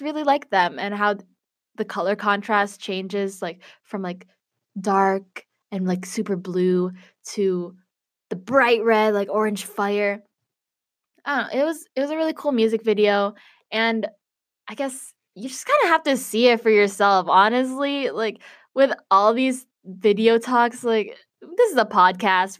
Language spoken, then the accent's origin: English; Chicago, Illinois, United States; I'm from Chicago